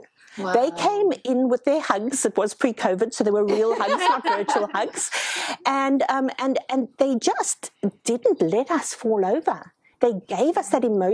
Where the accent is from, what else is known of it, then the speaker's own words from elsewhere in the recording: South Africa; now in Australia; I come from South Africa.